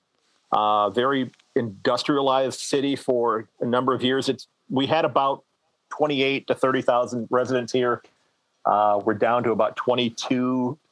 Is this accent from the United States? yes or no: yes; Sandusky, Ohio, United States; I am born and raised in Sandusky. I've lived here for almost my entire